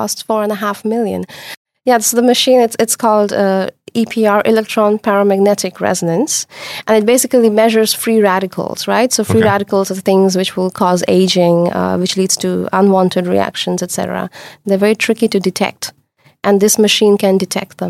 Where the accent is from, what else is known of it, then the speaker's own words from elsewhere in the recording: India; moved away as an adult; now in Netherlands; I come from India. And when I did my bachelor's there, it was very, very different.